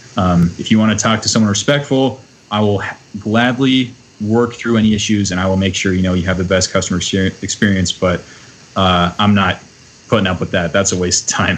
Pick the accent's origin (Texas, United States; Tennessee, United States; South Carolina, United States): Texas, United States; now in Minnesota, United States; moving from Texas to Minnesota